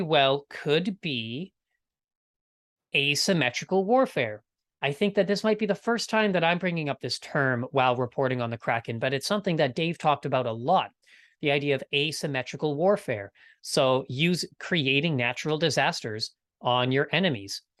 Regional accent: Winnipeg, Manitoba, Canada; my hometown, this is from Winnipeg, Manitoba.

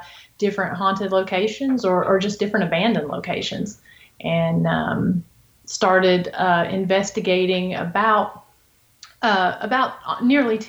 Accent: Appalachian Mountains, United States; now in Robbins, United States; I grew up in the Appalachian Mountains

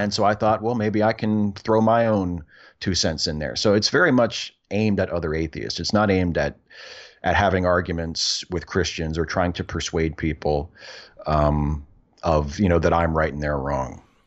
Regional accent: Clear Spring, Maryland, United States; also born or lived in Hagerstown, Maryland; I actually grew up and went to high school in a tiny little town called Clear Spring

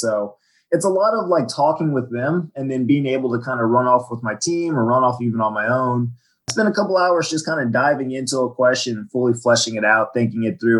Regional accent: Virginia, United States; also born or lived in Washington, D.C.; I'm from Washington, D.C. originally. I grew up on the Virginia side in Fairfax County. I moved around a lot as a kid. I was an Army brat, but that's where I spent most of my schooling years.

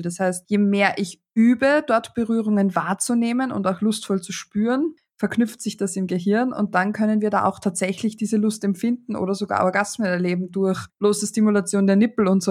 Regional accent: Austria; Bei uns in Österreich

